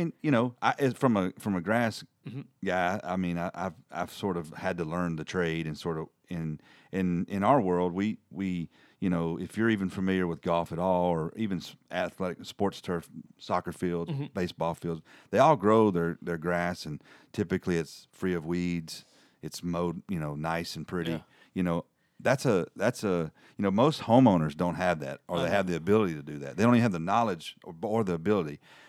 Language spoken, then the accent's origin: English; Tennessee, United States; moved away; In this part of the world, we're in North Alabama, and I'm come down from Middle Tennessee.